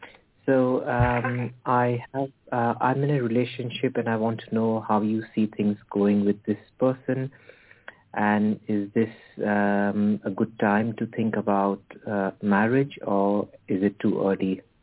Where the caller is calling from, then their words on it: United Kingdom; I'm calling from the United Kingdom.